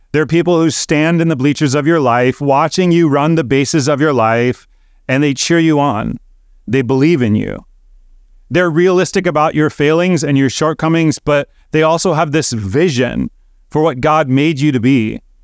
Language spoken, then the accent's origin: English; Chicago, Illinois, United States; I grew up in Chicago, attending Cub games at Wrigley Field when I was a kid.